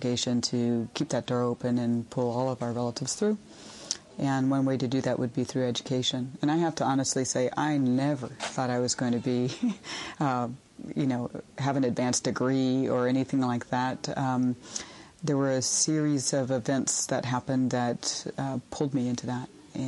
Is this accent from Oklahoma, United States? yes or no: yes; Oklahoma, United States; I'm from the Choctaw Nation of Oklahoma.